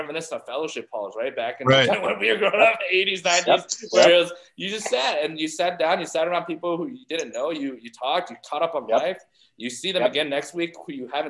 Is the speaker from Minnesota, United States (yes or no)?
no; Ohio, United States; I grew up in Ohio